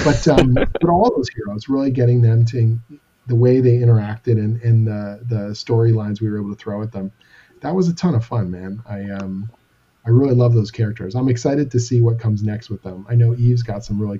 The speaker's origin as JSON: {"language": "English", "country": "Canada", "said": "I'm Canadian"}